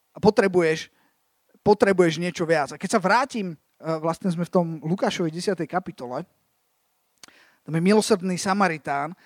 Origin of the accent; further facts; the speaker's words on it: Slovakia; som sa vrátil z tej Ameriky na Slovensko